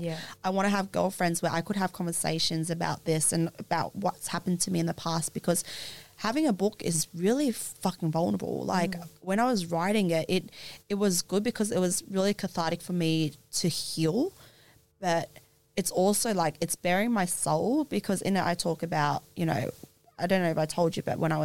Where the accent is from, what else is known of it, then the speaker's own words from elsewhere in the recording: Australia; growing up in Australia